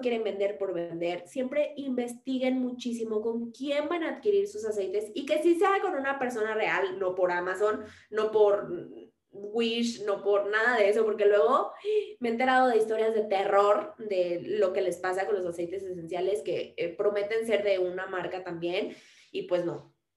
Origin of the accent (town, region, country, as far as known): Mexico; also born or lived in Mexico City